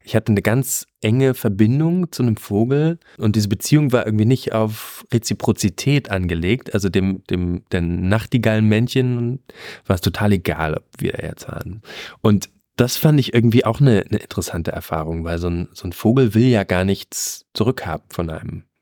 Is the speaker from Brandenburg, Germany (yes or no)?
yes; Brandenburg, Germany; Ich als Brandenburger